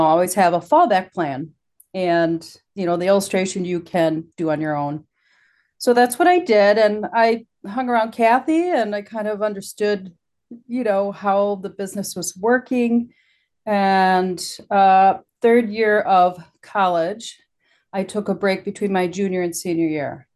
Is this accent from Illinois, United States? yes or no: yes; Illinois, United States; moved away as an adult; also born or lived in Wisconsin / New York; I grew up in Illinois, just close to the Wisconsin border.